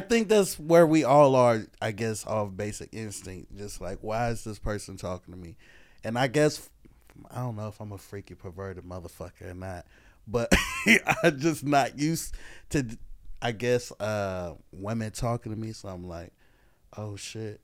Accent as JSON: {"language": "English", "region": "the Carolinas", "country": "United States", "also_born_or_lived": "Oakland, California", "said": "from the Carolinas, but I was born in Oakland"}